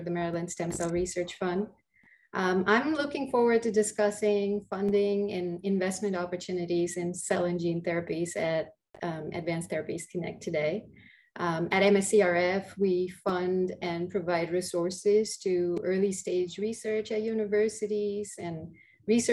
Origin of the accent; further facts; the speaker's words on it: India; moved away as an adult; also born or lived in England; now in United States; I grew up in India, did most of my early education there